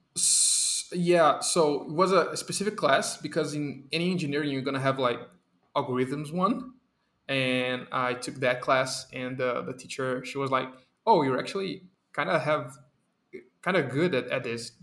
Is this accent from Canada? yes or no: no; Brazil; English is a second language; my Brazilian people